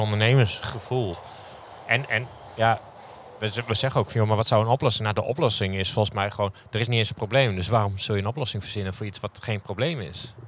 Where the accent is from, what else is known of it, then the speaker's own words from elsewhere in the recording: Groningen, Netherlands; now in Friesland, Netherlands; ik kom uit Groningen